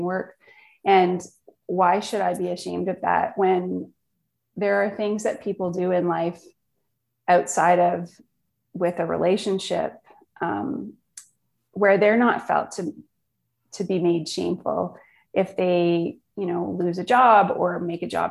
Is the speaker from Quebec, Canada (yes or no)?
no; Northern Ontario, Canada; I grew up in Northern Ontario, small town, camping and outdoor life